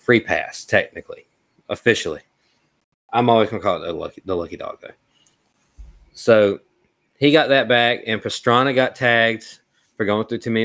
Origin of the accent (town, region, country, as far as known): Mobile, Alabama area, United States; born or raised there